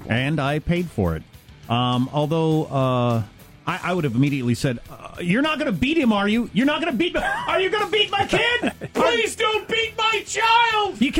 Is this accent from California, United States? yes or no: yes; California, United States; moved away as an adult; now in Utah, United States; I moved to Utah five years ago. I'm originally from California. I thought the whole Zion curtain thing was a joke when I first moved here, but I found out it was real.